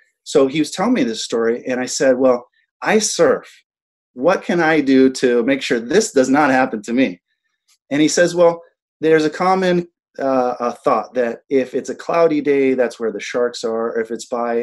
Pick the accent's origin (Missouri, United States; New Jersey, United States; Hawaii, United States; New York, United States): Hawaii, United States; Big Island of; also born or lived in Molokai, Hawaii; I was raised on the Big Island of Hawaii